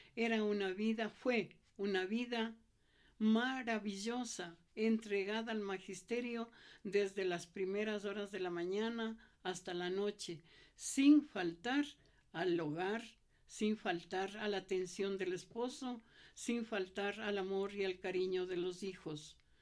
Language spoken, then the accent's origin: Spanish; Quito, Pichincha, Ecuador; also born or lived in Cayambe, Ecuador; regresar a mi tierra